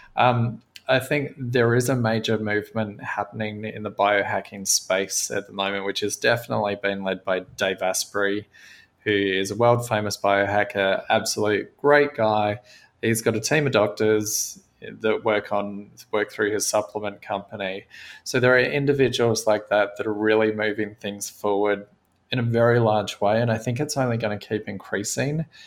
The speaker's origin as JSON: {"language": "English", "country": "Australia", "tie": "born or raised there", "said": "I grew up in Australia on a cattle farm"}